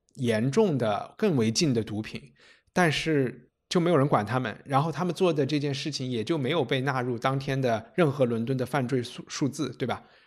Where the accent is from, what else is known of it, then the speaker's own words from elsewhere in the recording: Chengdu, Sichuan, China; now in London, United Kingdom; 我在成都长大